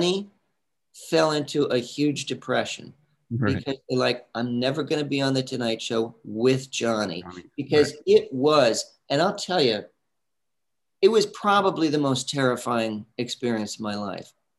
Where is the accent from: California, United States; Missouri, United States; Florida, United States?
California, United States; San Diego; moved away as an adult; also born or lived in New York City; I'm from San Diego.